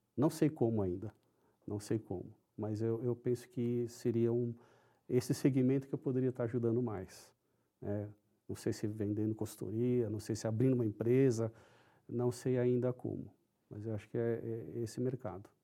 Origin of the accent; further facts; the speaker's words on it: São Paulo, Brazil; first language Japanese; Portuguese is a second language; Eu nasci em São Paulo, sou paulistano